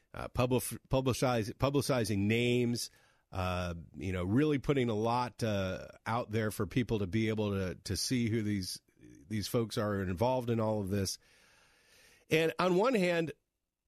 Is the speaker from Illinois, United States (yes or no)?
no; North Carolina, United States; now in Florida, United States; When I grew up in North Carolina